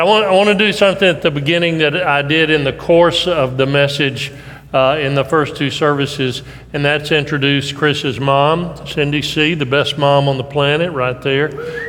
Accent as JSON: {"language": "English", "region": "Tokyo", "country": "Japan", "tie": "born there", "said": "And I was born in Tokyo, Japan."}